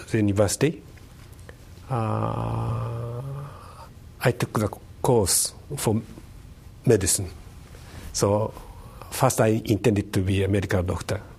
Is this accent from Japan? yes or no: yes; Tokyo, Japan; English is a second language; also born or lived in Kanazawa; Uh, I was born in Tokyo, in 1948, uh, and I was raised there.